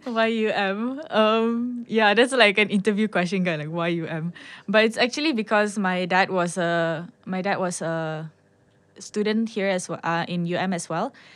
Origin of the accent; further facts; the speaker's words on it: Sabah, Malaysia; I'm from Sabah